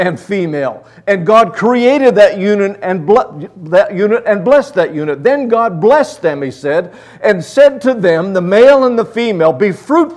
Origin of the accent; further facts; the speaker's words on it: Luthersburg, Pennsylvania, United States; I'm a country boy. I grew up in Luthersburg, Pennsylvania.